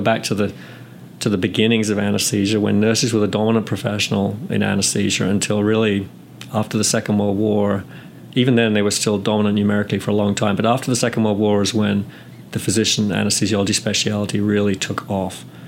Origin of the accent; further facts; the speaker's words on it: England, United Kingdom; moved away as an adult; also born or lived in California / North Carolina; now in United States; I'm from England and I graduated from nursing school in the UK back in 86. Came to the US soon after